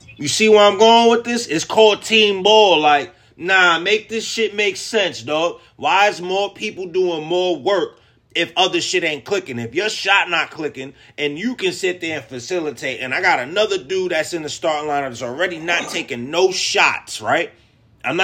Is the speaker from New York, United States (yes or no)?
yes; New York, United States; I'm from New York, so I understand his lingo